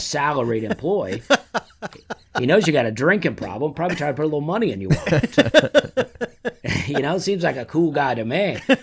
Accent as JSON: {"language": "English", "town": "Opelika", "region": "Alabama", "country": "United States", "tie": "born or raised there", "said": "I grew up in Alabama"}